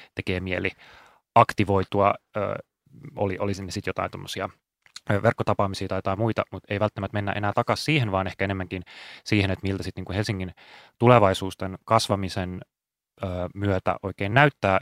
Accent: Espoo, Uusimaa, Finland; moved away; rakas entinen kotikaupunkini Espoo

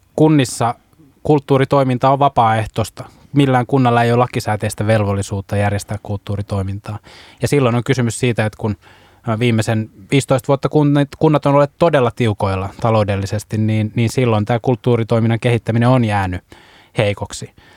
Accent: Vaasa, Ostrobothnia, Finland; mä tuun itse Vaasasta

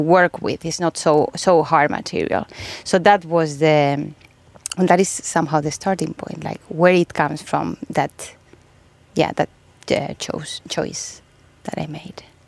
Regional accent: Spain; now in Finland; I'm from Spain

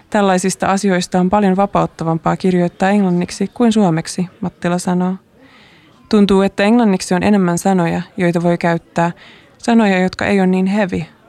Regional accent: Helsinki, Uusimaa, Finland; Tai kun katsoin äänestystuloksia etutöölön alueella, josta mä oon kotoisin, ja siellä Halla-aho suunnilleen kolmanneksi suosituin.

